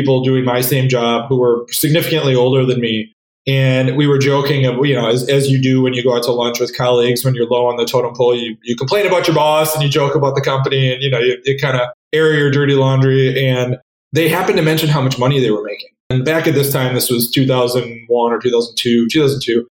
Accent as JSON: {"language": "English", "region": "Wisconsin", "country": "United States", "tie": "born or raised there", "also_born_or_lived": "San Francisco / Minneapolis", "moved": "as an adult", "said": "I grew up in Wisconsin, went to college at Madison"}